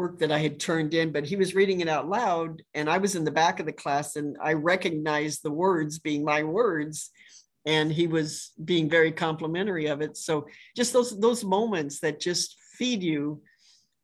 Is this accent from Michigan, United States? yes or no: no; Los Angeles, California, United States; moved away as an adult; now in Tennessee, United States; I grew up in just outside